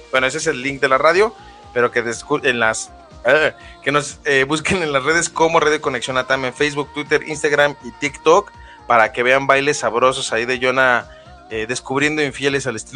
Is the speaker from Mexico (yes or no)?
no; Puerto Rico; now in Texas, United States; soy puertorriqueña, en Texas.